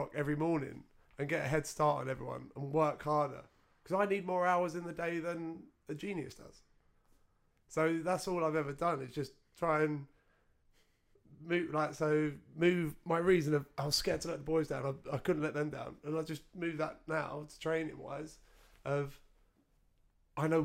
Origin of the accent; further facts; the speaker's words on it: Essex, East of England, United Kingdom; we grew up in Essex